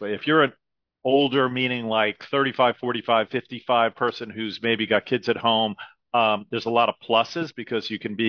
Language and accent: English; Great Neck, New York, United States; also born or lived in Manhattan / Philadelphia; Yeah, I grew up in Great Neck, Long Island, which is the western part of Long Island, basically right next to the Queens border, close to New York City. And that's where I grew up.